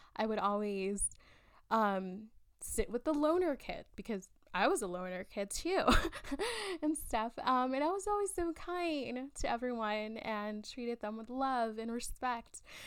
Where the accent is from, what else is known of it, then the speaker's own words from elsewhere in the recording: South Texas, United States; born and raised in South Texas